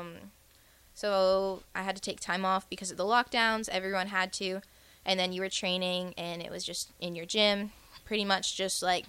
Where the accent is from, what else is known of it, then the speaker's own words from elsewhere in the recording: Canada; first language French; English is a second language; moved away as an adult; now in Lincoln, United States; I'm from Canada.